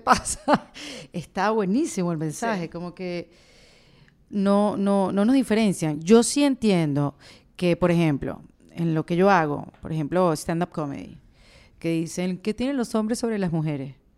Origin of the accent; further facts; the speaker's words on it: Venezuela; somos venezolanos